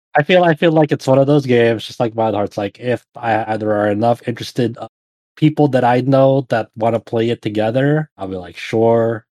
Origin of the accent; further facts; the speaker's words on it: Philippines; as a Filipino person